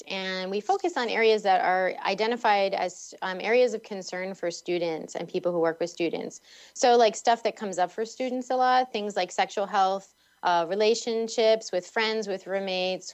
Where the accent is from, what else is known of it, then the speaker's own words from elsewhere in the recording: Boston, Massachusetts, United States; when I was growing up in Boston or the Boston area